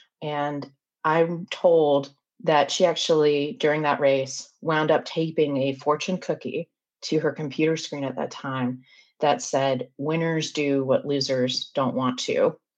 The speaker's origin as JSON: {"language": "English", "region": "the South", "country": "United States", "tie": "born or raised there", "also_born_or_lived": "North Carolina", "lives_now": "Charleston, United States", "said": "as someone who was born and raised in the South"}